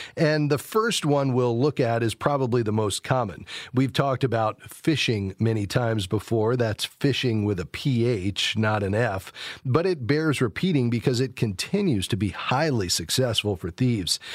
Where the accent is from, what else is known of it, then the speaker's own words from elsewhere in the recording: Fort Lauderdale, Florida, United States; my hometown, Fort Lauderdale, Florida.